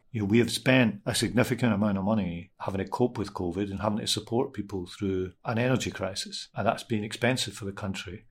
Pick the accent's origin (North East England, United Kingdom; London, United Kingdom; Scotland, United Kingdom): Scotland, United Kingdom; Glasgow; I'm a Scottish person, obviously. I grew up in Glasgow.